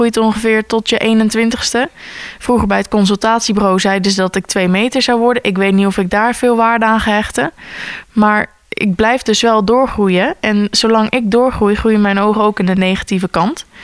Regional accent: Gorinchem, South Holland, Netherlands; born there; Ik ben in Gorkum geboren

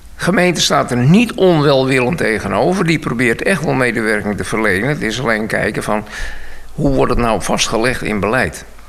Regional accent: Bussum, North Holland, Netherlands; moved away as an adult; also born or lived in Weesp / Edam-Volendam / Oegstgeest / Noordwijk; now in Nieuwpoort, Netherlands; Ik ben geboren in Bussum. En uh, Bussum op school gegaan

